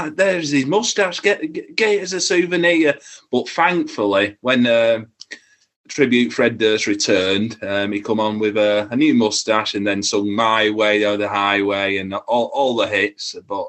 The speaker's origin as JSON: {"language": "English", "town": "Rochdale", "region": "North West England", "country": "United Kingdom", "tie": "born or raised there", "said": "in my hometown of Rochdale"}